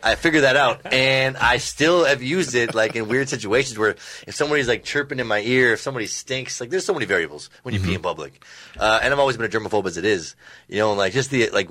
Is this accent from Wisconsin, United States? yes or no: yes; Wisconsin, United States; growing up in Wisconsin, small bumfuck Wisconsin